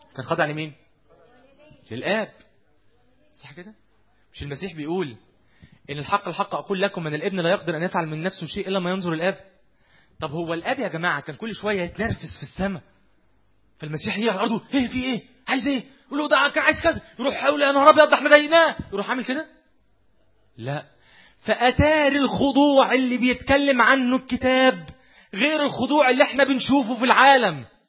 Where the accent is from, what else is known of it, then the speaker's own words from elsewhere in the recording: Egypt; احنا ما زلنا كمصريين